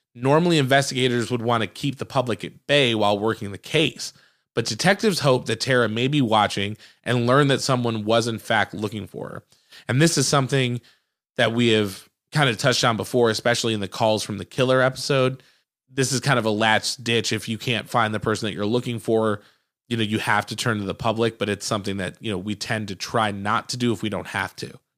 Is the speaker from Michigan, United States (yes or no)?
yes; Michigan, United States; my home state in Michigan